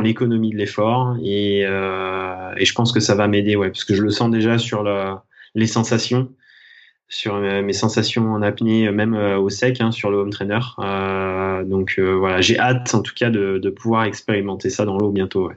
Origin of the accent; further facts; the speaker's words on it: Thonon-les-Bains, Auvergne-Rhône-Alpes, France; je suis né à Tonon-les-Bains, au bord du lac Léman, et j'évolue en Haute-Savoie, où je pratique mon sport depuis toujours